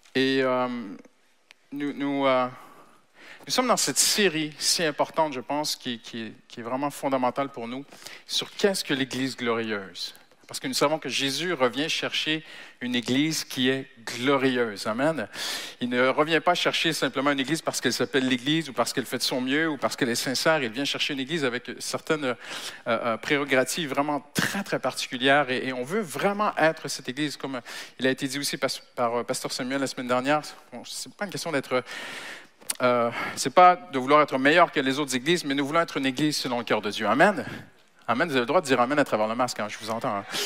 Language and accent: French; Canada; now in France; je suis Canadien d'origine